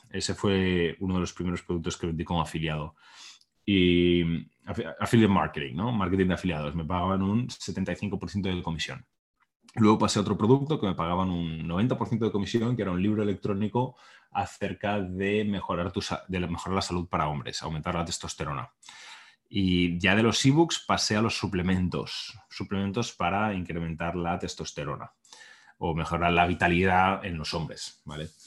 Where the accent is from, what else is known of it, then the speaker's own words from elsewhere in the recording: Barcelona, Catalonia, Spain; moved away as an adult; now in United States; yo nací en España, en Barcelona, ahora vivo en Estados Unidos, y yo nací en un entorno bastante pues normal, eh, middle class que se llama, clase media